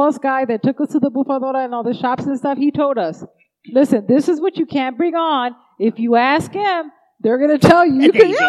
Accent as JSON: {"language": "English", "region": "Arizona", "country": "United States", "said": "I was like, Arizona."}